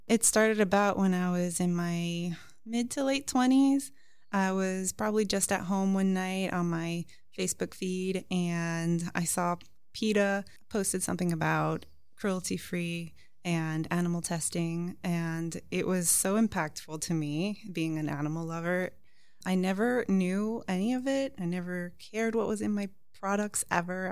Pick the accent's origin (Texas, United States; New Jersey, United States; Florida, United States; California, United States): Florida, United States; Miami; also born or lived in New York; I'm actually American with Cuban background, uh, born in New York, and raised in Miami.